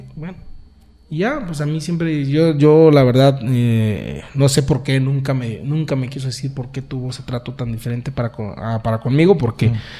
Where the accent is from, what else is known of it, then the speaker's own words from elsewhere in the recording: San Juan de los Lagos, Jalisco, Mexico; yo soy orgullosamente de San Juan de los Lagos